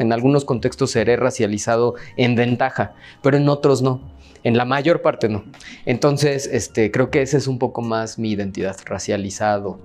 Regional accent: Mexico; yo soy de aquí. O sea, yo no, no, no, no he migrado a ningún lado y no tiene nada malo migrar, pues, pero me refiero a que mi familia es de aquí, yo nací aquí

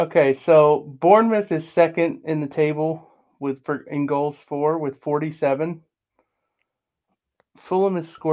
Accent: United States; I'm an American.

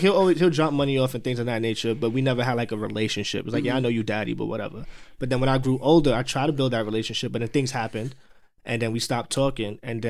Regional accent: Jamaica; I'm Jamaican

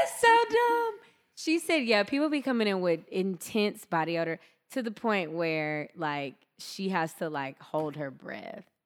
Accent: Deep South, United States; I grew up in the Deep South

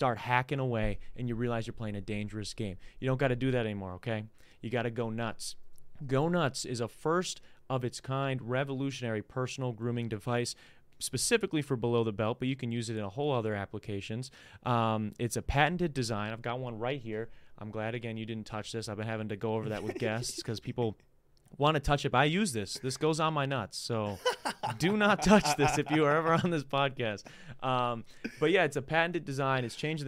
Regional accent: United Kingdom; Or I live here, I'm a citizen here, and I'm from the UK.

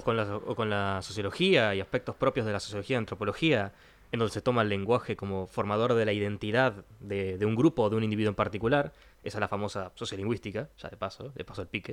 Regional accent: Trinidad, Flores, Uruguay; moved away; yo soy del interior, vengo de la ciudad de Trinidad

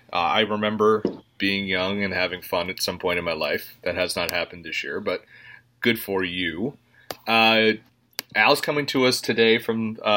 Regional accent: Jersey Shore, New Jersey, United States; we are from New Jersey and the Jersey Shore region.

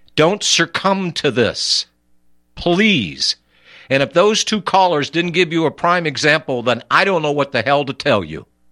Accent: United States; I'm an American. Here we speak English

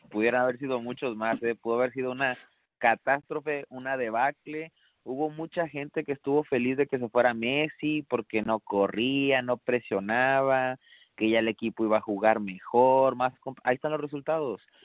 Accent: Monterrey, Nuevo León, Mexico; moved away; Yo que soy de Monterrey, que, que, que viví mucho tiempo ahí

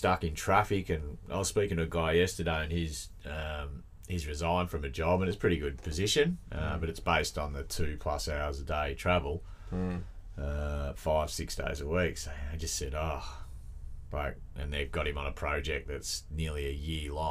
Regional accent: Melbourne, Victoria, Australia; also born or lived in Queensland; when I come from Melbourne

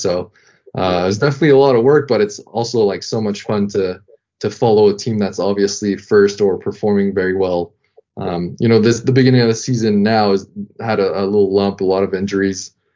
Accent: Ottawa, Ontario, Canada; first language French; English is a second language; moved away as an adult; also born or lived in Quebec City, Canada / France; now in Florida, United States; I'm actually from Ottawa, Canada

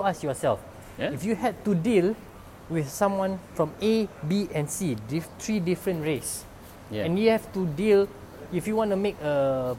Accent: Malaysia; also born or lived in Singapore; I worked in Singapore also, and I know that when we are in Singapore, Malaysians stick together regardless of race.

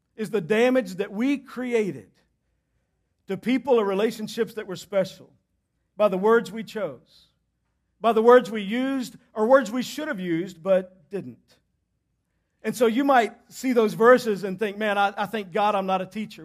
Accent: Southeast Texas, United States; I grew up in Southeast Texas

